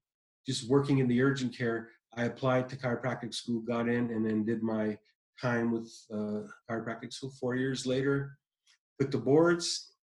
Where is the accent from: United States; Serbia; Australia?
United States; Michigan; also born or lived in Iran; now in California, United States; I grew up in Michigan.